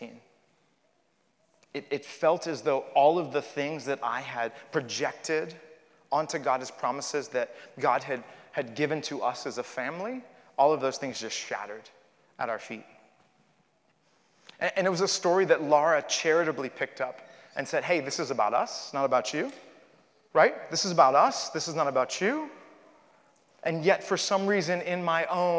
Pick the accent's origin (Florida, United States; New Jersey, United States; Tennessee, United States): Florida, United States; Miami; I was born in Miami, Florida